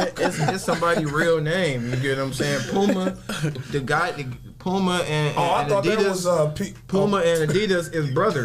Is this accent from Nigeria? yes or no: yes; Nigeria; I'm from overseas. I'm from Nigeria.